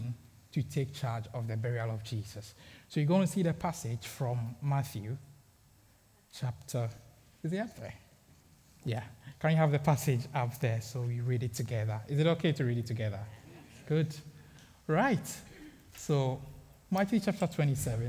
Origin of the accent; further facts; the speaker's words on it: Ghana; growing up in Ghana, I had my basic education in Ghana